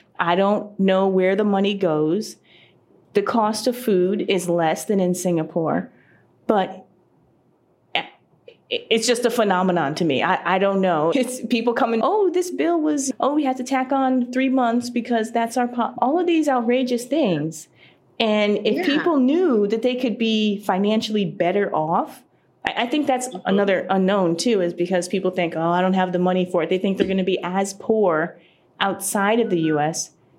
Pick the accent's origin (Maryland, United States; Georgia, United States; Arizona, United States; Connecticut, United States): Connecticut, United States; I'm from Connecticut. Might as well go back to Connecticut. And this is after living out in Asia for several years.